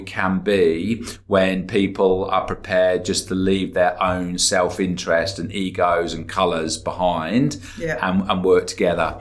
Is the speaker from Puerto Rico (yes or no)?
no; England, United Kingdom; now in Australia; I'm English and I've got connections there